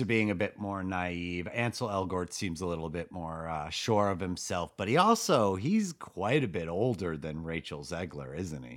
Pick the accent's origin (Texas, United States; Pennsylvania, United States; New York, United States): New York, United States; Ossining; my hometown of Austin in New York